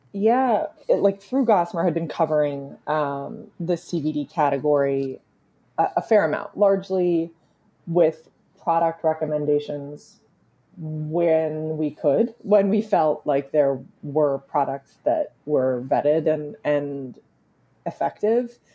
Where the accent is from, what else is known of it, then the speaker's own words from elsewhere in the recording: Vancouver, British Columbia, Canada; But I am also Canadian. I grew up in Vancouver, British Columbia